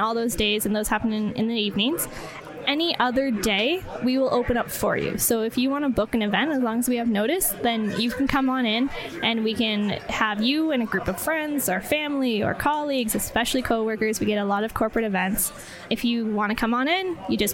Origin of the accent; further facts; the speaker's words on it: Ontario, Canada; moved away as an adult; also born or lived in Niagara Falls; now in Calgary, Canada; I'm from Ontario, where we've been established.